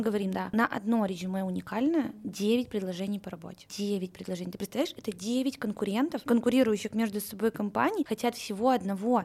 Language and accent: Russian; Saint Petersburg, Russia; moved away as an adult; now in Moscow, Russia; Да, я родилась в Петербурге и всю свою карьеру там строила